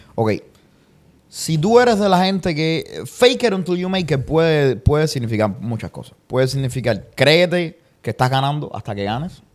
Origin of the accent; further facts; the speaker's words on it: Santa Clara, Villa Clara, Cuba; moved away as an adult; now in United States; yo soy de Santa Clara